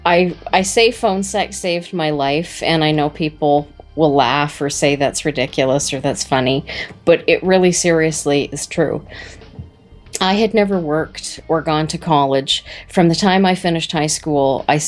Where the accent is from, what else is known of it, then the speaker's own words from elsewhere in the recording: Brantford, Ontario, Canada; Climax Connection sprung from a Brantford girl